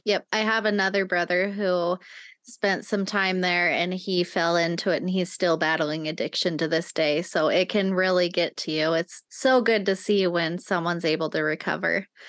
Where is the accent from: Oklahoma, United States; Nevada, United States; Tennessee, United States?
Nevada, United States; moved away; I grew up in Nevada